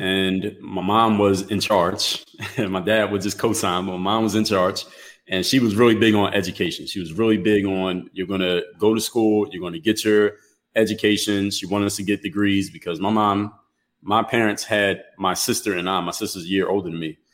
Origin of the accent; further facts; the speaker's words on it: Philadelphia, Pennsylvania, United States; moved away as an adult; now in Miami, United States; I come from the city of Philadelphia, Pennsylvania, uh, now reside in Miami, Florida